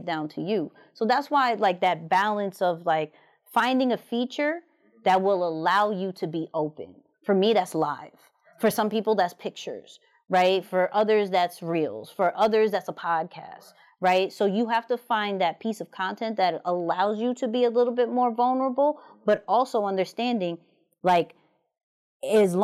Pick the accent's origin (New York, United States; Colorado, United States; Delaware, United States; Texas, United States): New York, United States; I'm from New York